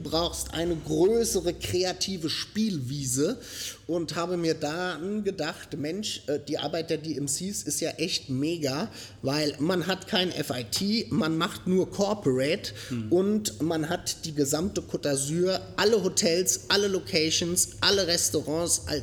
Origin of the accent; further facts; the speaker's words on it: Groß-Gerau, Hesse, Germany; accent: Frankfurt area; moved away as an adult; now in France; Wie ihr an äh, meinem Akzent hören könnt, komme ich ursprünglich aus dem Frankfurter Raum, um genau zu sein, aus Groß-Gerau